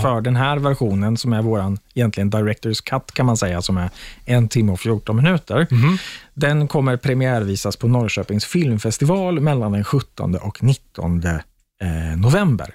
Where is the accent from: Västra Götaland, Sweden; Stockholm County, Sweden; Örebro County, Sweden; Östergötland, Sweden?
Östergötland, Sweden; Linköping; Jag är från Linköping